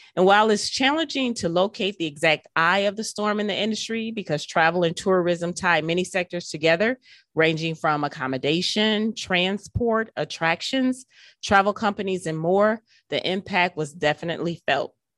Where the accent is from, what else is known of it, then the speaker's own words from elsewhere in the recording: Milwaukee, Wisconsin, United States; to have grown up here my entire life